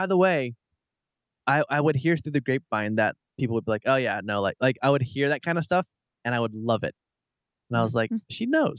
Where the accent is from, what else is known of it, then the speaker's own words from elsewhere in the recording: Portland, Oregon, United States; I'm born and raised in Portland, and part of Portland is like the trees of Oregon, and it's lush and it's green.